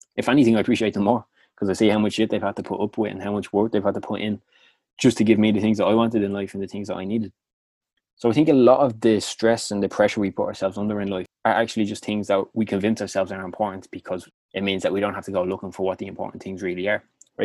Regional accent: Dublin, Leinster, Ireland; accent: Clondalkin; my annoying Clondalkin accent

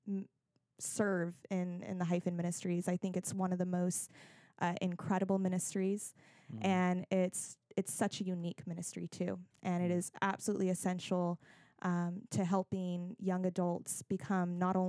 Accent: Monterey Bay Area, California, United States; moved away as an adult; also born or lived in San Jose, California; now in Southern California, United States; I grew up more in the Monterey Bay Area.

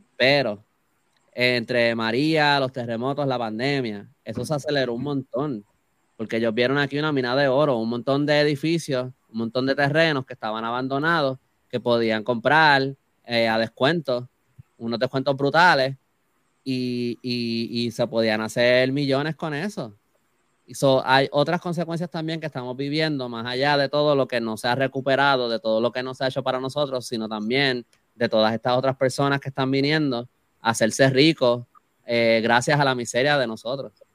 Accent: Puerto Rico; técnicamente somos ciudadanos americanos

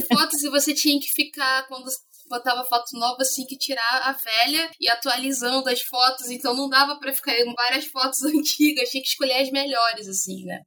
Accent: Rio de Janeiro, Brazil; sou do Rio de Janeiro

